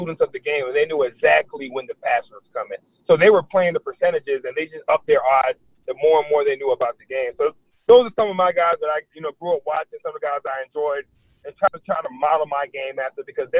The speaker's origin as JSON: {"language": "English", "region": "Florida", "country": "United States", "tie": "born or raised there", "said": "growing up in Florida"}